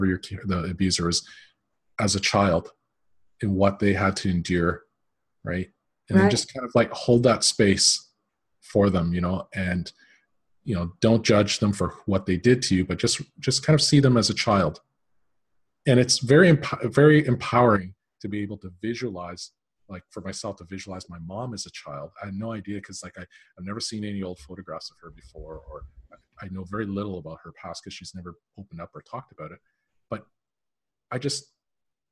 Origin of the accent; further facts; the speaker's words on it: Canada; When I was growing up, so I'm Canadian